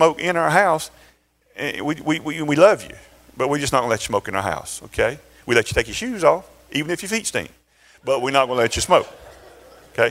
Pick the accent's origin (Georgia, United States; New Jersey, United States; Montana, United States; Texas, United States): Georgia, United States; Valdosta; born or raised there